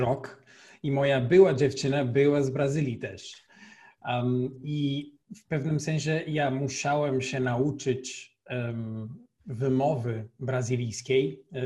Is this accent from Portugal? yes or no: yes; Portugal; Polish is a second language; moved away as an adult; now in Poland; Jestem y, z Portugalii